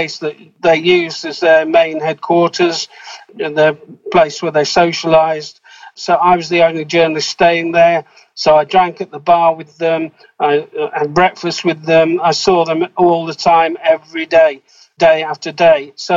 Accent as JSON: {"language": "English", "town": "Manchester", "region": "North West England", "country": "United Kingdom", "tie": "born or raised there", "also_born_or_lived": "Australia", "moved": "as an adult", "said": "I'm from Manchester in the north of England, grew up as a working class person in what we call a council house"}